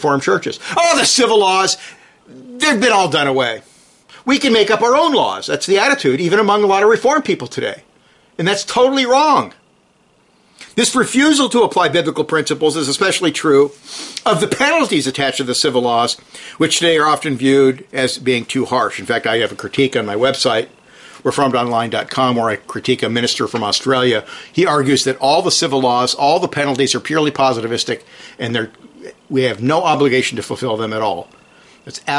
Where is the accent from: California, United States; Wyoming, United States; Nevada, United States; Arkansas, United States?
California, United States; San Jose; I'm from California